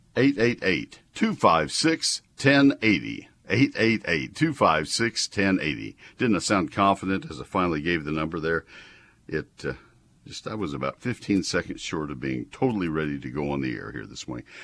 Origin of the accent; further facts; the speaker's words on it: College Station, Texas, United States; I grew up in College Station. I mowed Saint Augustine for a living as a high school kid